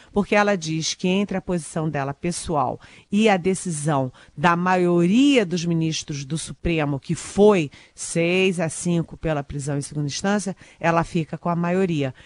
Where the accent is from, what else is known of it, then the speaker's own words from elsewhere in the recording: Rio de Janeiro, Brazil; Eu, eu sou carioca, falo sinal